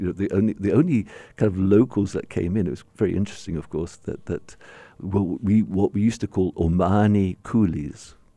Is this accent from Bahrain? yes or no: yes; Bahrain; the only significant place for people like myself growing up in Bahrain was Sharjah